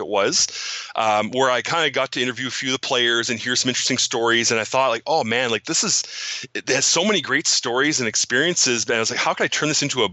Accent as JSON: {"language": "English", "town": "Cornwall", "region": "Ontario", "country": "Canada", "tie": "born or raised there", "lives_now": "Ottawa, Canada", "said": "I grew up in Cornwall, Ontario, Canada. I currently live in Ottawa, which is about an hour and a half north of Cornwall."}